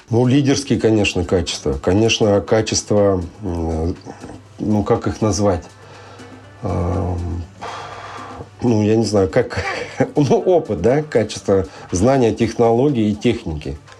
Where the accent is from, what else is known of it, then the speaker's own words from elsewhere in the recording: Sakhalin Oblast, Russia; я родился и вырос э, на Сахалине